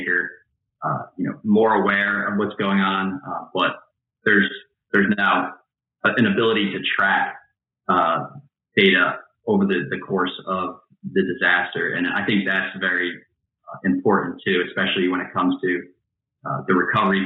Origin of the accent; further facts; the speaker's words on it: Albany, New York, United States; I'm from the Albany, New York area